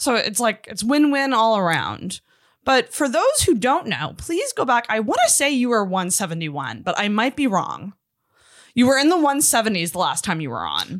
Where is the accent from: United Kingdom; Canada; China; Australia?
United Kingdom; Scotland; I'm Scottish